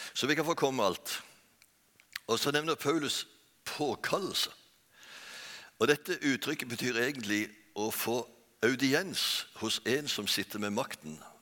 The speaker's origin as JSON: {"language": "Norwegian", "town": "Bjerkreim", "region": "Rogaland", "country": "Norway", "tie": "born or raised there", "also_born_or_lived": "Oslo", "moved": "yes", "said": "Jeg er født og oppvokst i Bjerkreim."}